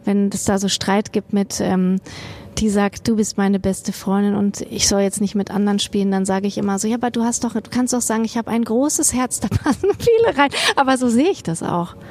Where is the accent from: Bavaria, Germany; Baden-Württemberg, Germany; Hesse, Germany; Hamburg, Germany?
Hesse, Germany; Kassel; now in Bochum, Germany; wenn ich dann in Kassel bin, oh, ich hätte das gerne als meine Heimat